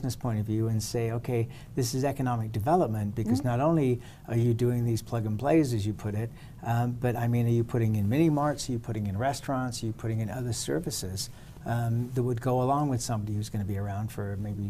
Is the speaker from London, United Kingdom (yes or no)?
yes; London, United Kingdom; moved away; I was born in London, I've spent time in major cities where hopping on a bus, there's one every 10 minutes